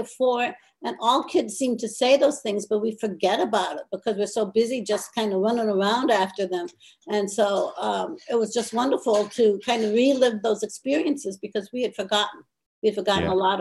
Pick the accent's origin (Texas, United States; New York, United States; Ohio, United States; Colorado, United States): Ohio, United States; Akron; I grew up, born and raised in Akron, Ohio